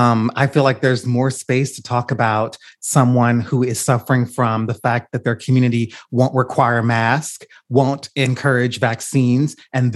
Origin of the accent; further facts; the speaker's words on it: the South, United States; as a Southerner